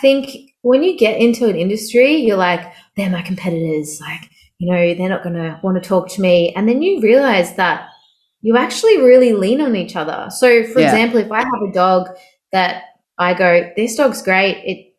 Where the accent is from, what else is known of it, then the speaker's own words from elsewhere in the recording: Melbourne, Victoria, Australia; now in Sydney, Australia; So I moved from Melbourne about 6 years ago to Sydney.